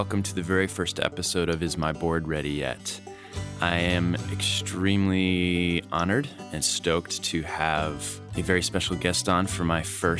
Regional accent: Outer Banks, North Carolina, United States; also born or lived in Chicago, Illinois; in 1988, when I moved to the Outer Banks from Chicago with my family, I was fortunate enough to basically be right next door to Natural Art Surf Shop.

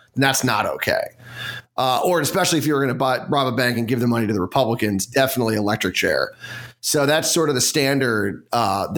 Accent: Washington, District of Columbia, United States; someone that was born in D.C.

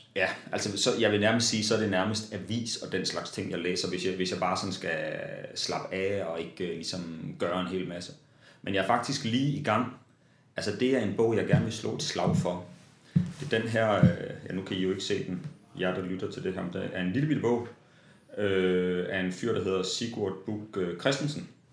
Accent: Vesthimmerland, North Denmark Region, Denmark; jeg voksede op i Vesthimmerland

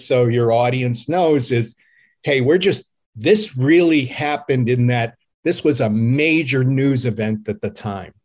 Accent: Cleveland, Ohio, United States; my hometown of Cleveland, Ohio

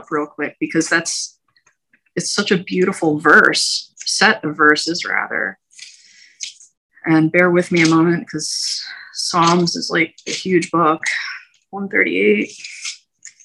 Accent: United States; we as American citizens

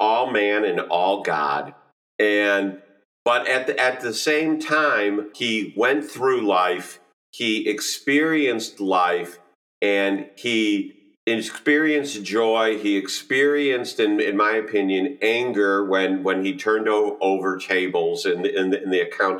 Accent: Chicago, Illinois, United States; moved away as an adult; now in southern Indiana, United States; I grew up in the Chicagoland area

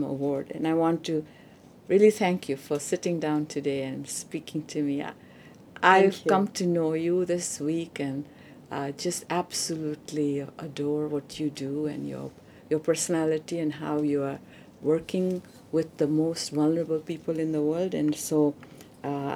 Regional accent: Uganda; moved away; I'm a refugee from Uganda

